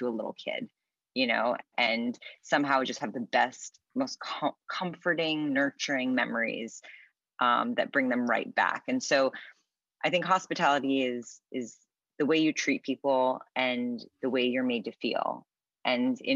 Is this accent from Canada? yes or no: no; New York City, New York, United States; moved away as an adult; now in Los Angeles, United States; We were raised in New York City, so it's just always a very busy, kind of hectic life.